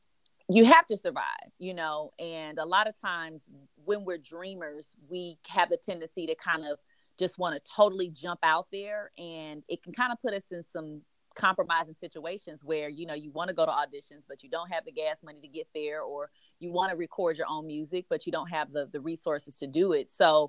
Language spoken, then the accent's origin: English; Los Angeles, California, United States; now in Atlanta, United States; Yeah, so I am definitely a Cali girl with sweet tea in my veins. So I am originally from Los Angeles. My family moved here really like right before the Olympics. They moved to Atlanta.